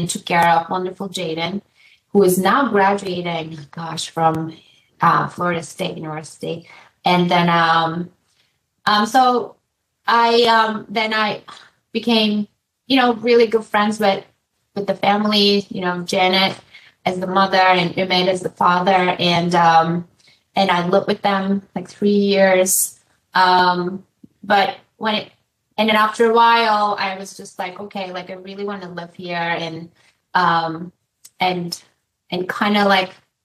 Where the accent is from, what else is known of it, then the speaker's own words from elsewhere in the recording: Turkey; moved away as an adult; now in United States; So I'm from Turkey, and after I graduated from college